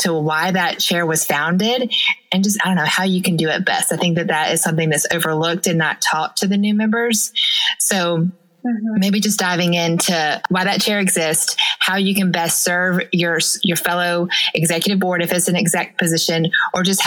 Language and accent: English; the South, United States; I'm from the South, so therefore I am a Christian